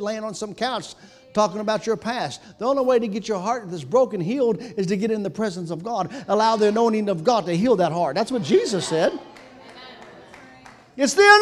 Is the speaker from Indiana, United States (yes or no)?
no; Kentucky, United States; I grew up in Kentucky